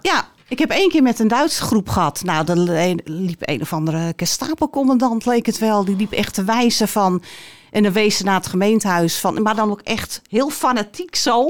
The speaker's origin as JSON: {"language": "Dutch", "town": "Alkmaar", "region": "North Holland", "country": "Netherlands", "tie": "born or raised there", "said": "Een echte Alkmaarse, geboren en getogen in Alkmaar. Ik woon mijn leven lang al in Alkmaar."}